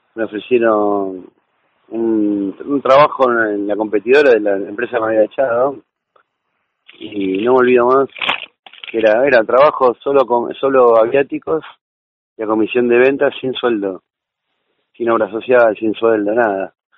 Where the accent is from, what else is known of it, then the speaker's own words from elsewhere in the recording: Buenos Aires Province, Argentina; nosotros somos de provincia de Buenos Aires